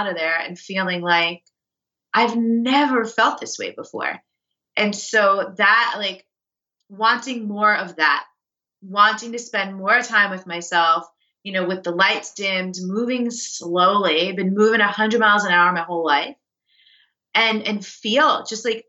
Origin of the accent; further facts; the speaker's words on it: New York, United States; I'm a New Yorker, like, I'm a fast paced East Coast type of person.